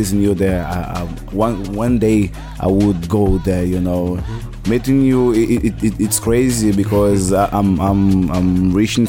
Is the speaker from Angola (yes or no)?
yes; Angola; English is a second language; moved away as an adult; also born or lived in Brazil; now in Rio de Janeiro, Brazil; I'm from Angola, Africa, near to Congo and Zambia